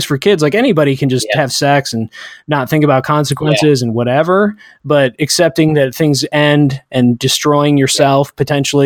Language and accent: English; United States; we're all American